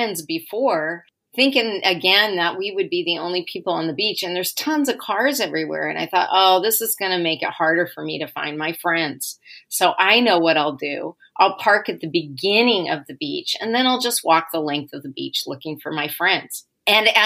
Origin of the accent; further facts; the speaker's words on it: Portland, Oregon, United States; I grew up in Portland, and there's a part of Sovies Island in Portland